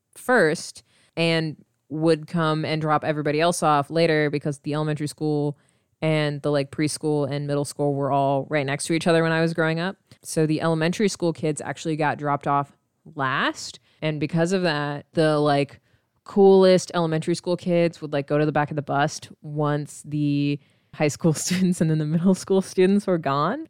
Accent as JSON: {"language": "English", "region": "Midwest", "country": "United States", "said": "we're from the Midwest"}